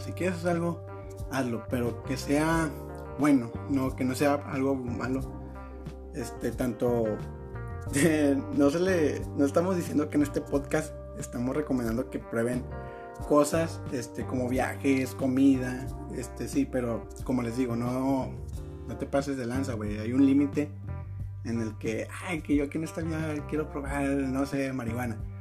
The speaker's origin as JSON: {"language": "Spanish", "town": "Monterrey", "region": "Nuevo León", "country": "Mexico", "said": "soy de Monterrey"}